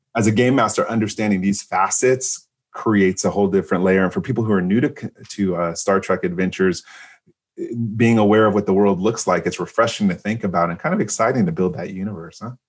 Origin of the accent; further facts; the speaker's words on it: San Francisco, California, United States; I'm from San Francisco